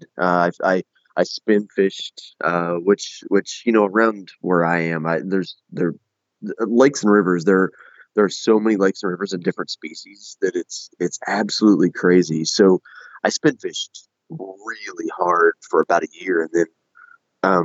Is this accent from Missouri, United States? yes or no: yes; southern Missouri, United States; we're from Missouri.